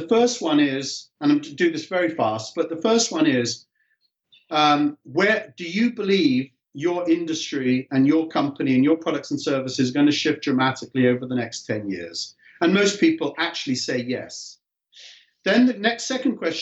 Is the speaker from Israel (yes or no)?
no; England, United Kingdom; moved away as an adult; now in California, United States; As a young kid growing up in England